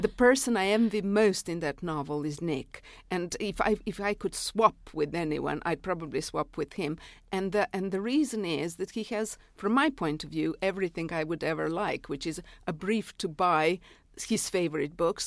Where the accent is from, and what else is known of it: Serbia; first language Serbian; English is a second language; moved away as an adult